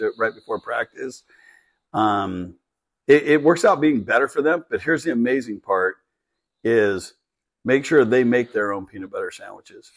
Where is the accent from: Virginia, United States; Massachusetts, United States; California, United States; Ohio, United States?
California, United States; We grew up in California